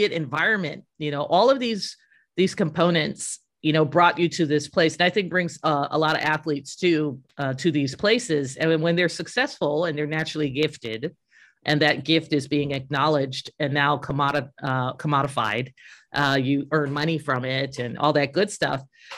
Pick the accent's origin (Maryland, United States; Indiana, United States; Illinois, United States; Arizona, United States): Arizona, United States; no, I'm from Arizona